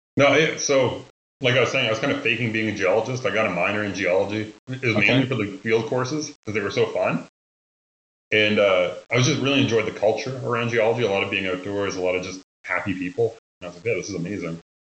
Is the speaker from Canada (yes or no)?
yes; Nova Scotia, Canada; moved away as an adult; also born or lived in Ontario / Denver / Houston / Tulsa; born and raised in Nova Scotia until I wasn't anymore, and I went to Ontario to school.